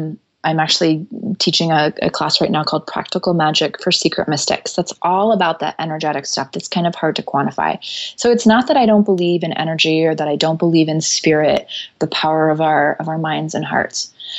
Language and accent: English; Tokyo, Japan; the reason I grew up in Tokyo is because my parents are Christian missionaries.